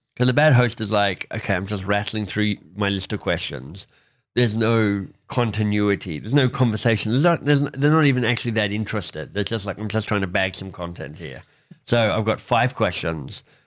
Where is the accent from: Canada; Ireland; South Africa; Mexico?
Canada; as a Canadian